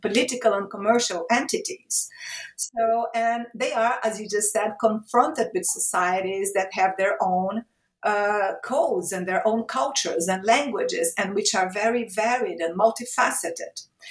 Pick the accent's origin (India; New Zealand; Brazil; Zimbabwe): Brazil; Rio de Janeiro; moved away as an adult; also born or lived in Europe / Italy / Portugal; I moved to Brazil. I started working at my hometown state university, Rio de Janeiro State University.